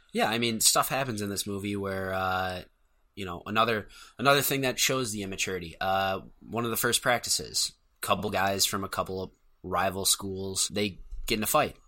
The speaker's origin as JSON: {"language": "English", "country": "United States", "tie": "born or raised there", "said": "I'm an American born"}